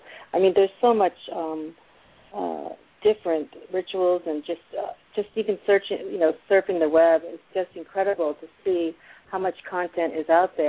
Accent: Massachusetts, United States; I was born and raised in Massachusetts

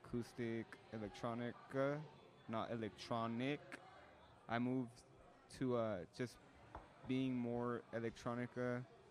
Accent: Salinas, California, United States; also born or lived in San Francisco, California; I'm just a local musician from Salinas, California

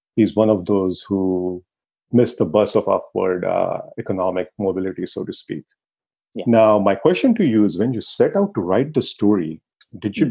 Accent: Pune, Maharashtra, India; my hometown, Pune

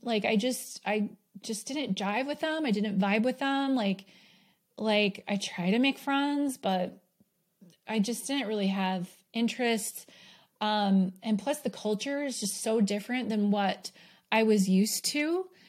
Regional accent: New York, United States; also born or lived in Bay Area, California / Arizona; now in Utah, United States; I did grow up, I was born in New York, so there were four seasons there.

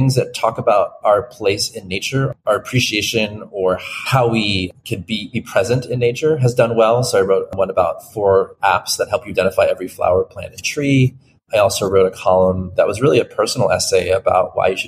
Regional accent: Florida, United States; moved away; I grew up there

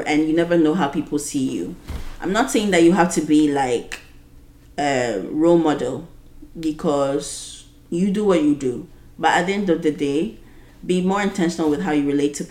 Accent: Ghana; being a Ghanaian woman who is 26 years old

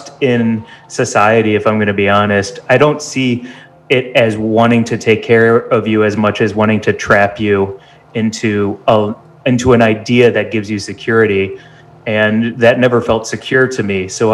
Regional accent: St. Louis, Missouri, United States; moved away as an adult; also born or lived in Chicago; now in Los Angeles, United States; I grew up in St. Louis, Missouri

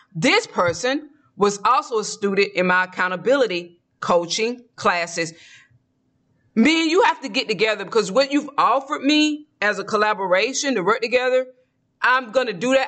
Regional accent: Georgia, United States; moved away; I'm from the South. I grew up eating collard greens, black eyed peas, and cooking it

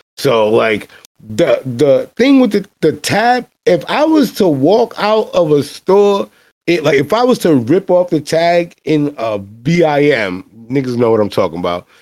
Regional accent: New York City, New York, United States; I'm black and I'm from the Bronx

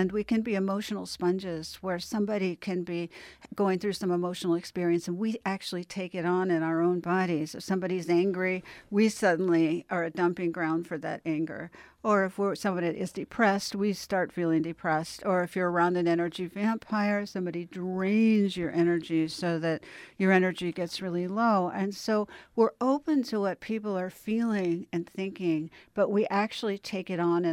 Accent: Los Angeles, California, United States; I did. I grew up in Westwood and Beverly Hills, and both my parents were physicians, and I have 25 physicians in my family.

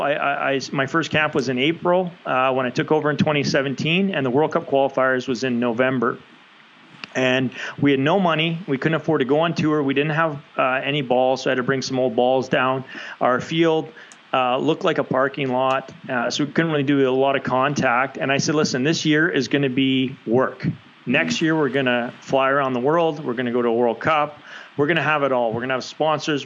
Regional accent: Canada; as a Canadian

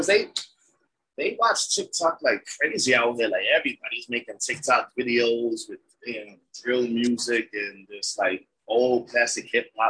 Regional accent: New York, United States; People love when they find out I'm from New York.

